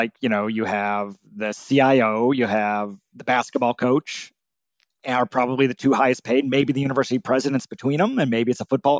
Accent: Milwaukee, Wisconsin, United States; I grew up in Milwaukee, Wisconsin, and right.

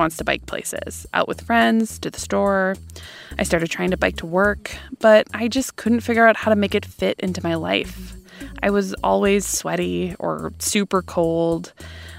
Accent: Madison, Wisconsin, United States; my hometown of Madison, Wisconsin

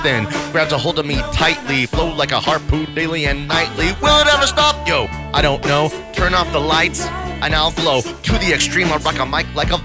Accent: Denver, Colorado, United States; I'm just from the Westwood Project

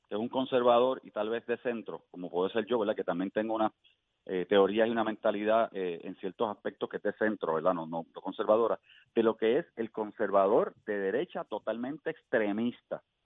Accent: Puerto Rico; somos como pueblo puertorriqueño

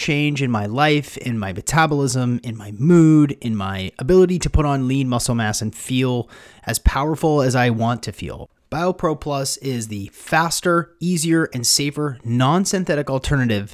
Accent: Seattle, Washington, United States; I'm from Seattle

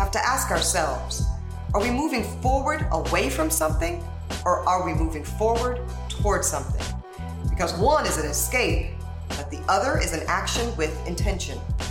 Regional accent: Louisiana, United States; my home state of Louisiana

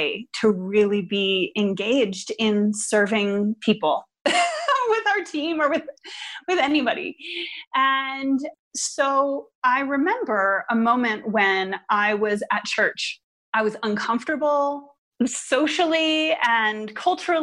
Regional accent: outside of Philadelphia, Pennsylvania, United States; moved away; I am originally from Pennsylvania, outside of Philadelphia

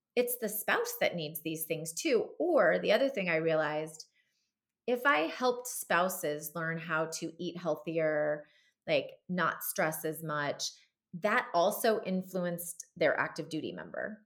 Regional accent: Southern California, United States; moved away as an adult; I grew up in Southern California

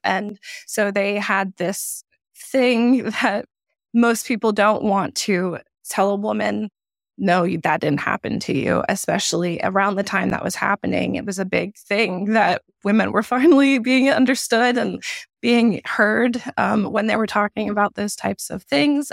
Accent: South Carolina, United States; I am from South Carolina

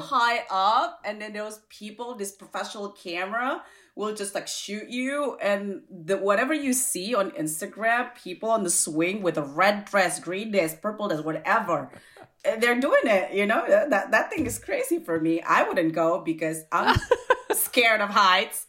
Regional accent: Indonesia; now in United States; we're all uh, Chinese, Indonesian

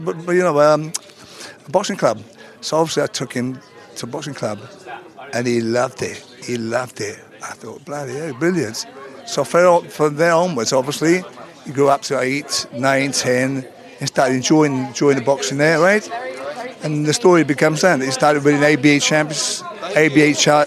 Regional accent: Sardinia, Italy; moved away; also born or lived in Bedford, England; I'm from Sardinia, you know, Joyless place, right? I brought up in Sardinia, but obviously I brought up in Bedford as well, actually, Bedford.

